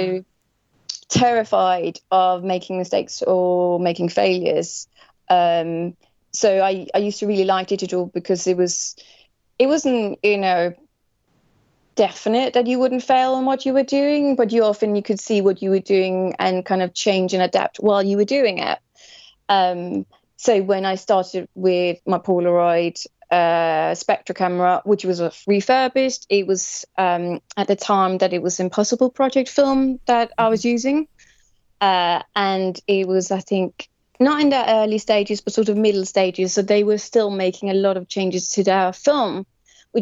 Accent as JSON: {"language": "English", "country": "Denmark", "moved": "as an adult", "lives_now": "London, United Kingdom", "said": "I'm originally from Denmark"}